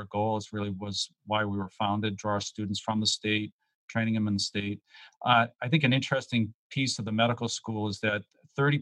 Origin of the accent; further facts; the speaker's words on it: Massachusetts, United States; I grew up in Massachusetts.